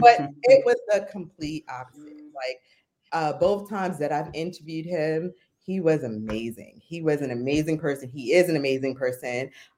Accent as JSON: {"language": "English", "region": "New York", "country": "United States"}